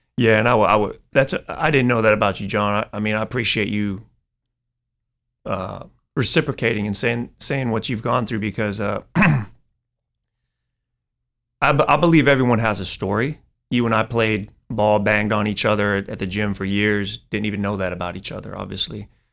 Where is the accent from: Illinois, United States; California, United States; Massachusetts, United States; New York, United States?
California, United States; Silicon Valley; also born or lived in Taiwan; growing up in Silicon Valley